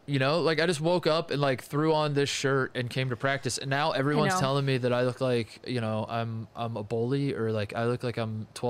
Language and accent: English; Indianapolis, Indiana, United States; I'm the hometown kid now, Charlotte. I'm from Indianapolis area.